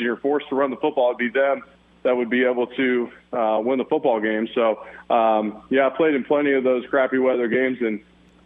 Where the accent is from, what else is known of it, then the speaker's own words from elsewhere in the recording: Cincinnati, Ohio, United States; that's my hometown team